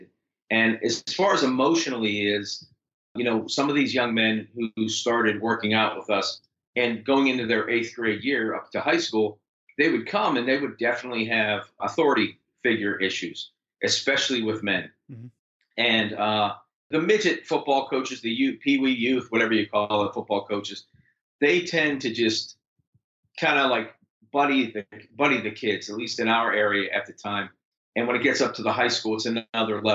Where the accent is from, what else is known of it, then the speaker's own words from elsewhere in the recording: Pittsburgh, Pennsylvania, United States; I'm from Pittsburgh. I live in Pittsburgh